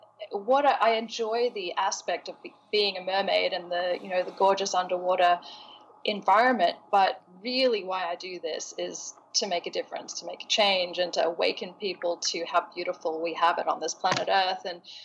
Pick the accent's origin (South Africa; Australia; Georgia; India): Australia; also born or lived in England / Los Angeles; I was born in England to an English rock star daddy, where my traveling hippie Australian mum met him there, had me, and then I moved to Los Angeles for the first 7 years of my life. So then moved to Australia.